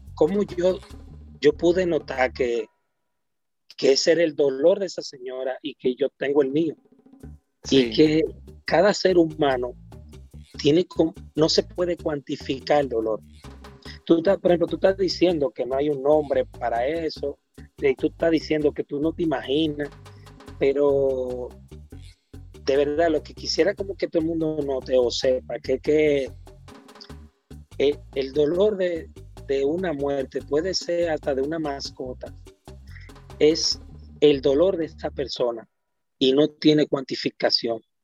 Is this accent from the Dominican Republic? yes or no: yes; Santo Domingo, Distrito Nacional, Dominican Republic; soy villajuanero